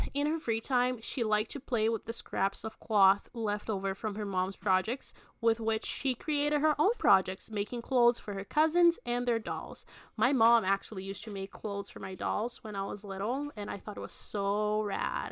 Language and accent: English; Belo Horizonte, Minas Gerais, Brazil; Belo Horizonte, which is my hometown.